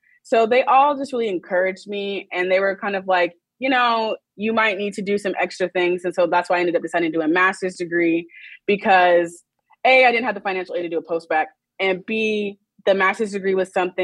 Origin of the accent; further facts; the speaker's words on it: Oklahoma, United States; moved away as an adult; also born or lived in Los Angeles; I was originally from Oklahoma